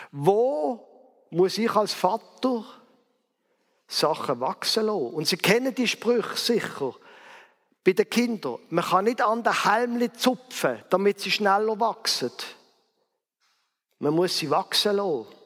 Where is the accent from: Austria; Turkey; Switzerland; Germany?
Switzerland; Basel, Basel-Stadt; Zum Beispiel in Basel, wo ich aufgewachsen bin.